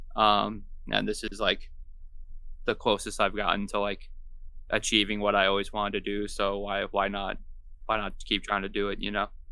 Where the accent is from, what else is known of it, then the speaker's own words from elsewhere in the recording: Long Island, New York, United States; moved away as an adult; also born or lived in Savannah, Georgia; now in Florida, United States; I'm from Long Island originally. Uh, I lived there until I was about twenty-two, twenty-three